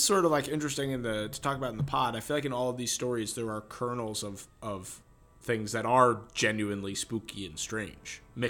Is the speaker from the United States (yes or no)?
yes; Long Island, New York, United States; That is I'm from Long Island